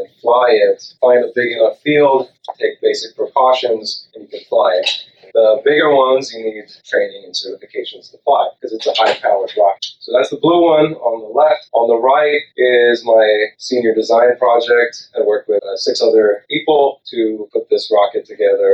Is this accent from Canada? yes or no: no; Sri Lanka; now in United States; I grew up in Sri Lanka.